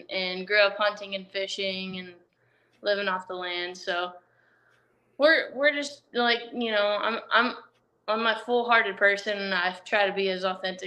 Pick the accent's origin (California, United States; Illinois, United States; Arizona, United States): Arizona, United States; Flagstaff; I grew up in Flagstaff, Arizona, along old Route 66